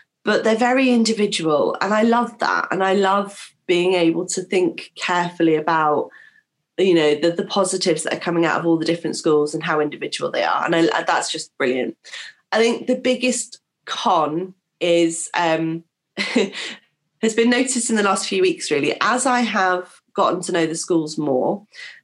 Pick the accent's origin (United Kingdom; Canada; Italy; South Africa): United Kingdom; King's Lynn, East of England; as a Norfolk girl myself, I was born in Kings Lane